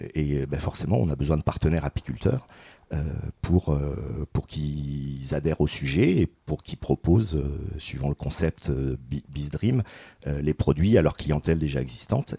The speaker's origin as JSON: {"language": "French", "area": "Paris region", "region": "Île-de-France", "country": "France", "moved": "as an adult", "lives_now": "Chemillé, France", "said": "Je viens de région parisienne"}